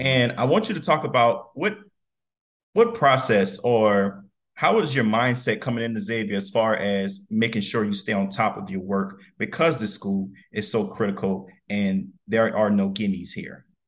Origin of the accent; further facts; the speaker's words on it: Donaldsonville, Louisiana, United States; we, we both from Louisiana, South Louisiana. I'm from Donaldsonville